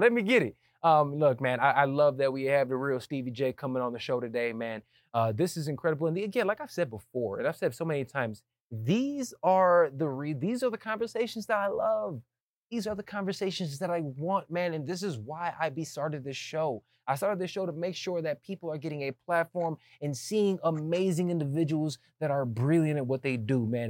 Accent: United States; also born or lived in Atlanta, Georgia / Chicago, Illinois; I grew up in Atlanta. You know, going back and forth from Chicago to Atlanta.

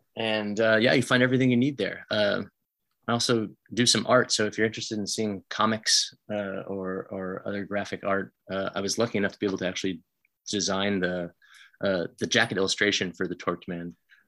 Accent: Kansas, United States; now in San Francisco, United States; I'm originally from Kansas, and I've lived in San Francisco for the last nearly 20 years.

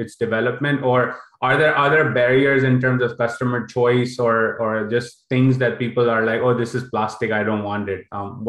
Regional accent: Karachi, Sindh, Pakistan; now in United States; growing up in Karachi.

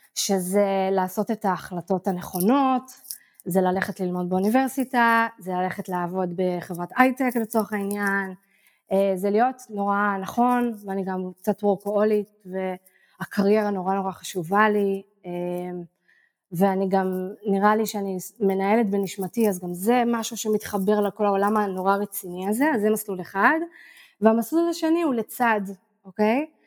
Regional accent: Israel; moved away as an adult; also born or lived in Tel Aviv, Israel / Barcelona, Spain; now in Ko Pha Ngan, Thailand; אני נולדתי בעיר וחייתי בתל אביב איזה 20 שנה לדעתי, או 15

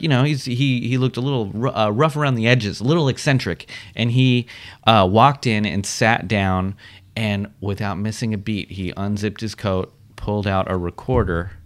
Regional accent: Washington, District of Columbia, United States; moved away as an adult; also born or lived in Oakland, California; they moved to Washington, D.C., where I was raised. I lived in Washington, D.C. until I went to college

